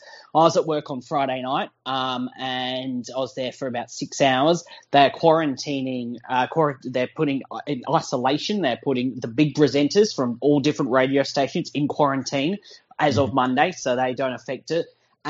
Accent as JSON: {"language": "English", "town": "Sydney", "region": "New South Wales", "country": "Australia", "tie": "born or raised there", "moved": "as an adult", "lives_now": "Melbourne, Australia", "said": "I grew up in Sydney. I'm a rugby league fan, but currently living in Melbourne, working in Melbourne."}